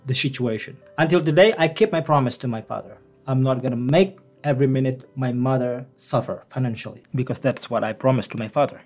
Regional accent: Bangka Belitung Islands, Indonesia; born or raised there; English is a second language; moved away as an adult; also born or lived in Yogyakarta, Indonesia; now in Newfoundland, Canada

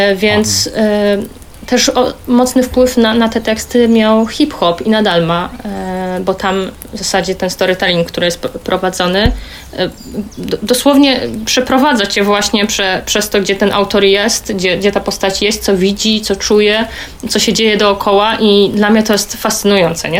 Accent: Silesian Voivodeship, Poland; ze Śląska

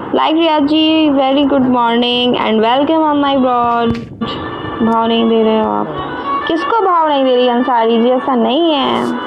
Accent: Uttar Pradesh, India; मैं यूपी से हूँ

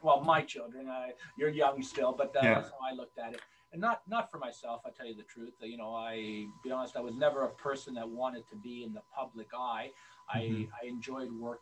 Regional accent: Mississauga, Ontario, Canada; I grew up here in Mississauga Lakeshore

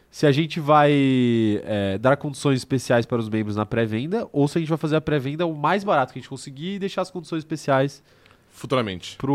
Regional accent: São Paulo, Brazil; Como a gente é do a gente é de São Paulo

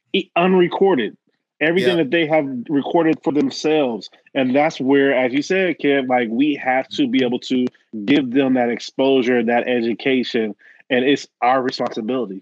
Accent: Dayton, Ohio, United States; I'm from Dayton

